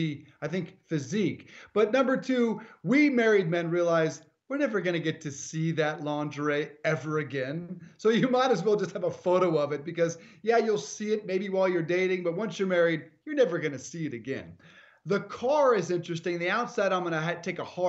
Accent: Colorado, United States; moved away; on the road today in Colorado, in my home state

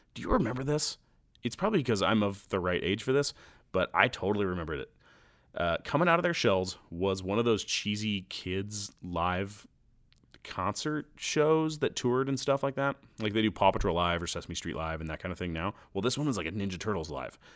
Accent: Nebraska, United States; my home state of Nebraska

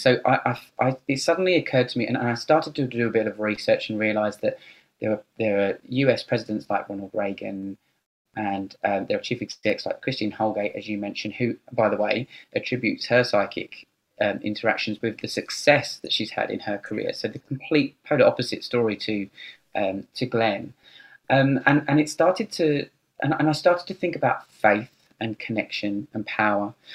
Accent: United Kingdom; moved away as an adult; also born or lived in London; now in Sydney, Australia; I'm British and I've lived in Australia for ten years, and at the time when I st- uh, started writing the book, um, I was living in London

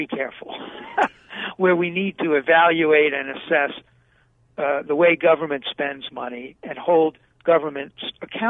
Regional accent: New York City, New York, United States; now in Arizona, United States; Well, I grew up in Brooklyn.

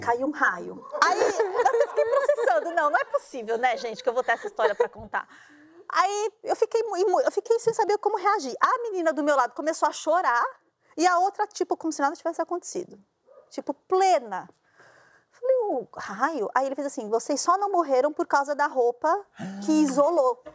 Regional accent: São Paulo, Brazil; Eu sou de São Paulo

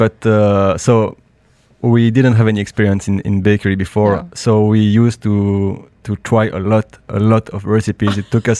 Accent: Liège, Wallonia, Belgium; now in Dubai, United Arab Emirates; So we are from Liège in Belgium.

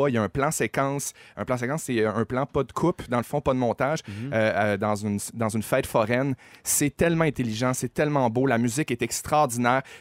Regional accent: Saguenay, Quebec, Canada; now in Montreal, Canada; je viens du Saguenay

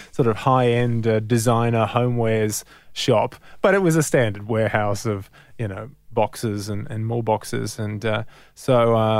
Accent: Sydney, New South Wales, Australia; in Crow's Nest, so the northern suburbs of Sydney

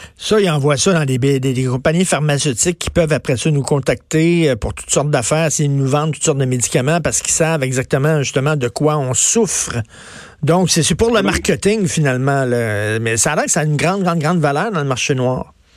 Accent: Verdun, Quebec, Canada; moved away; j'ai grandi à Verdun, j'ai vécu une vingtaine d'années à Verdun

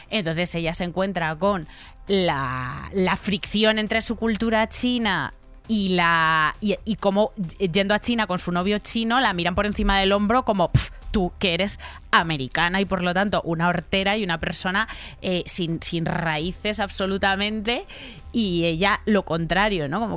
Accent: Spain; Así que yo soy español con asterisco, porque en la sociedad española todavía no hay conciencia de ser español y no ser blanco. No me preguntan de dónde soy, me preguntan que si soy español porque soy negro.

